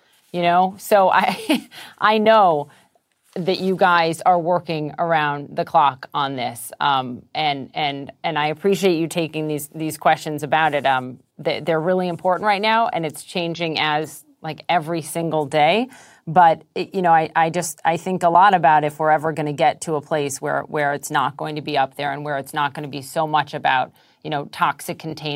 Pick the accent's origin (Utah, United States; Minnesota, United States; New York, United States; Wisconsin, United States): Minnesota, United States; Minneapolis; my hometown of Minneapolis